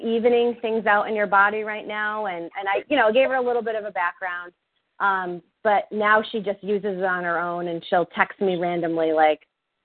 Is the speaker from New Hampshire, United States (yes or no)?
yes; New Hampshire, United States; now in Massachusetts, United States; I'm from New Hampshire.